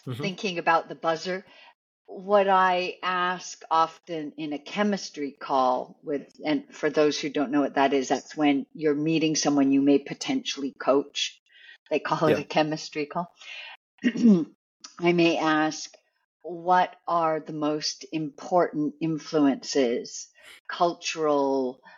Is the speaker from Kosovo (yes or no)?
no; Canada; I'm Canadian